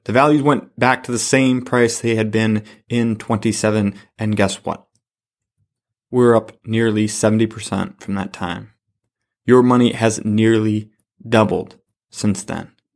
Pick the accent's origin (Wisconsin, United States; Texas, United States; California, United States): Wisconsin, United States; La Crosse; I'm from La Crosse, Wisconsin, so we have Quick Trip here.